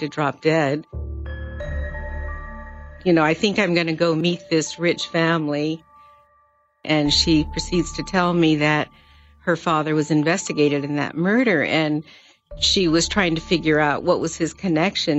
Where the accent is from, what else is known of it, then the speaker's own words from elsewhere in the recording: Sparks, Nevada, United States; also born or lived in San Francisco, California; coming from Sparks, Nevada to Lanikai